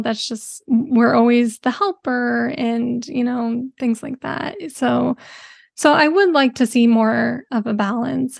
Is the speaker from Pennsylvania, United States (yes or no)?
no; Bay Area, California, United States; I'm from the Bay Area